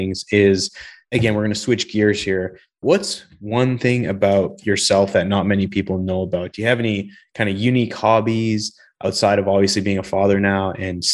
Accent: Canada; now in Texas, United States; I'm from Canada and spent many days walking to school in the snow, probably minus 20

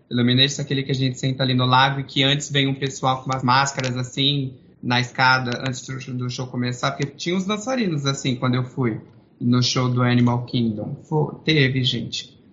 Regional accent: Osasco, São Paulo, Brazil; eu sou de Osasco

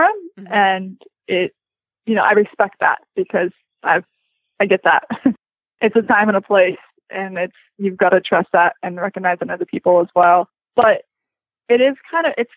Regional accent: Florida, United States; moved away; also born or lived in Hawaii; I grew up in Florida

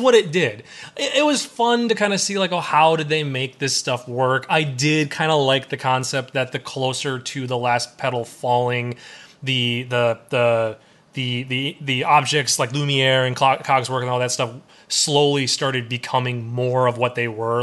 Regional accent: Wisconsin, United States; I'm from Wisconsin

